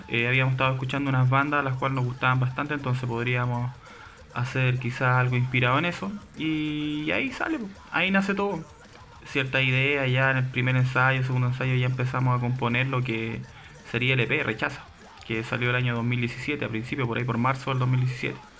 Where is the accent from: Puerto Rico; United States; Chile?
Chile; fuera de nuestro país, fuera de Chile